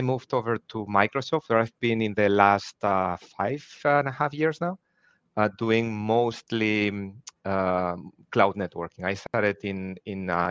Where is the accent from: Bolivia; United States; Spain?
Spain; moved away as an adult; now in Germany; originally born and raised in Spain, but living in Germany for the last 22 years.